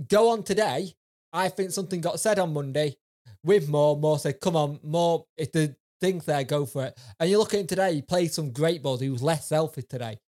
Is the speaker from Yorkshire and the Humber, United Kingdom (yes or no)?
yes; Doncaster, Yorkshire and the Humber, United Kingdom; I grew up in Donny